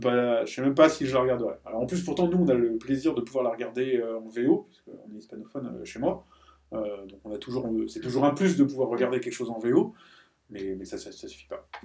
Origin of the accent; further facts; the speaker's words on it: France; en tant que français